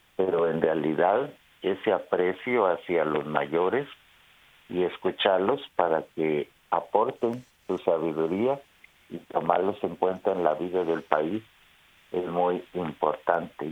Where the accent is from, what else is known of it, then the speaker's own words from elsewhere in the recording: Guatemala; en mi país de Guatemala